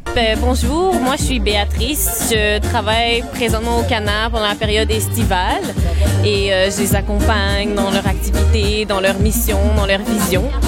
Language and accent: French; Montreal, Quebec, Canada; Je suis née à Montréal, mais mon père est immigrant.